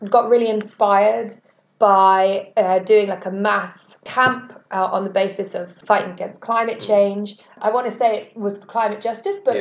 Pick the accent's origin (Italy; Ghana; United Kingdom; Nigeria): United Kingdom; I'm a British climate justice activist with Reclaim the Power